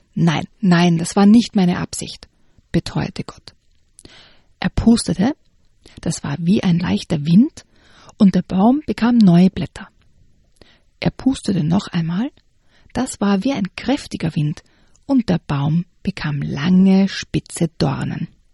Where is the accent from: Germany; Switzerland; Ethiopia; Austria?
Austria; Graz, Styria; wo ich herkomme, aus Graz